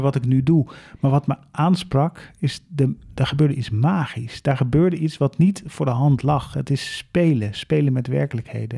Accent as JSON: {"language": "Dutch", "town": "Leersum", "region": "Utrecht", "country": "Netherlands", "tie": "born or raised there", "said": "ik woon op de burgemeester"}